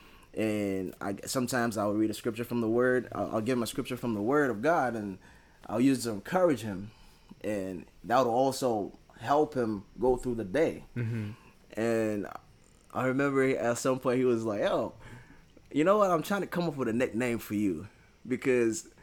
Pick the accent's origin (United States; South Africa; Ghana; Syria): Ghana; moved away; I was from Ghana.